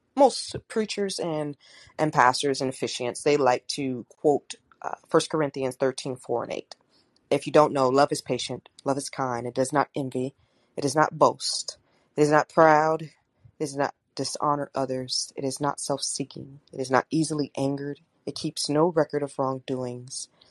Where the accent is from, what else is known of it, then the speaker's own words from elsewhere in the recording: St. Louis, Missouri, United States; I was born in St. Louis